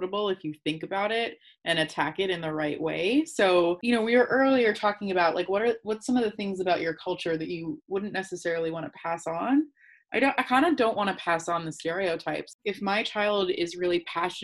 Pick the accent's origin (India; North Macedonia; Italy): India; As an Indian woman